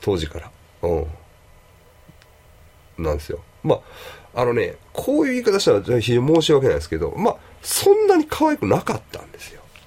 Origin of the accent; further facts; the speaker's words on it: Kobe, Hyogo, Japan